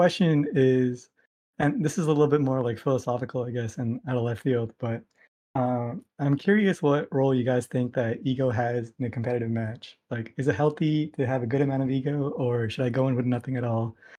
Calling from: Austin, Texas, United States; I'm calling in from Austin, Texas.

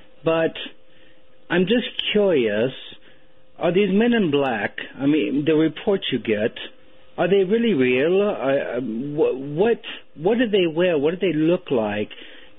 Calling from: Australia

